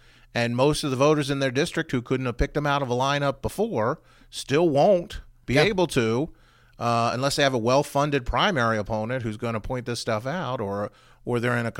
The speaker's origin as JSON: {"language": "English", "town": "Frederick", "region": "Maryland", "country": "United States", "tie": "born or raised there", "said": "I grew up in Frederick"}